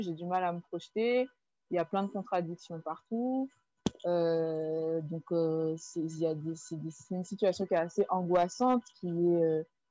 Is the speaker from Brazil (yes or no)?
no; Guadeloupe; j'ai grandi en Guadeloupe